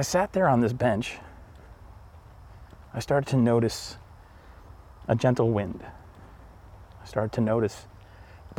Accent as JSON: {"language": "English", "region": "Northeast", "country": "United States", "said": "I'm from the Northeast and the pace of life is crazy here"}